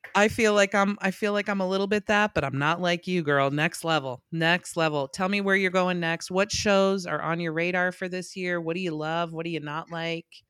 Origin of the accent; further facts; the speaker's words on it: West Coast, United States; I'm from the West Coast